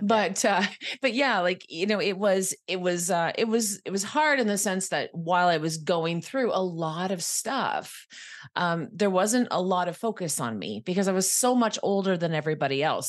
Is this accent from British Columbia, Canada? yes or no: no; Quebec, Canada; moved away as an adult; also born or lived in Ottawa, Ontario; now in Toronto, Canada; this lovely little town called Elmore, Quebec is where I'm from.